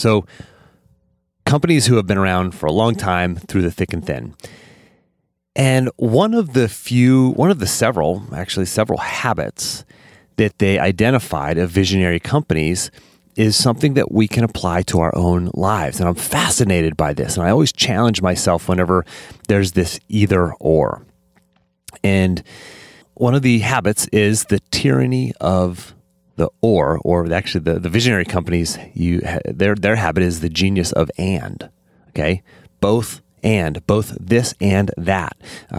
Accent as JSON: {"language": "English", "region": "Pennsylvania", "country": "United States", "accent": "Western Pennsylvania", "said": "I lost my Western Pennsylvania accent and just tried to fit in, right? And maybe that's part of youth is that trying to fit in. But I've since come to accept both and, right? You can be the redneck from Western Pennsylvania, the country boy"}